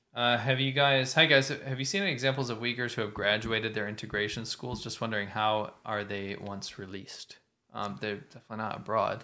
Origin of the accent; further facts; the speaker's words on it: Pennsylvania, United States; I was raised in Pennsylvania